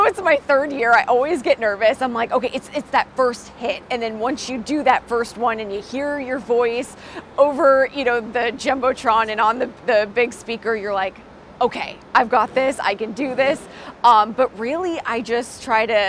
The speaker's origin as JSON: {"language": "English", "town": "Boston", "region": "Massachusetts", "country": "United States", "moved": "yes", "lives_now": "Raleigh, United States", "said": "I'm originally from Boston"}